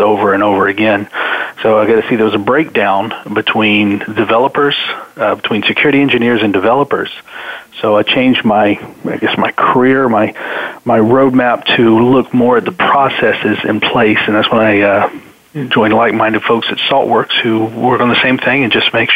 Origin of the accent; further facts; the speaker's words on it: Atlanta, Georgia, United States; now in Nashville, United States; I'm originally from Atlanta. Right now I'm calling from Nashville, Tennessee, though